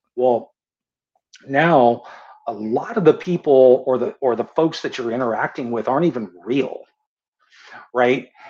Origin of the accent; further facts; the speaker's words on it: San Diego, California, United States; I was born and raised in San Diego